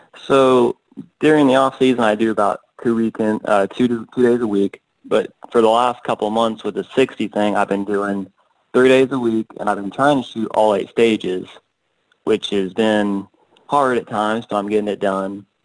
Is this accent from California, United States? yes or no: no; Canton, Georgia, United States; I'm from Georgia. I in Canton, about an hour north of Atlanta